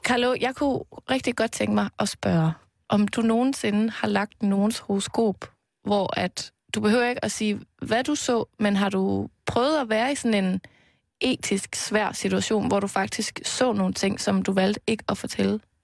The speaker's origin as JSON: {"language": "Danish", "town": "Aarhus", "region": "Central Denmark Region", "country": "Denmark", "tie": "born or raised there", "moved": "yes", "said": "jeg har været hjemme i Aarhus, hvor øh, mine forældre bor"}